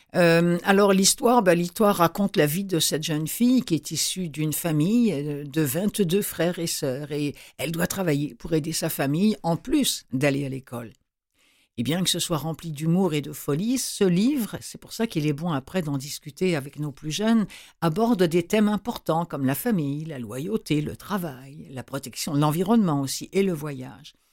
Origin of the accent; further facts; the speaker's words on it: Rouen, Normandy, France; à Rouen, qui est ma ville natale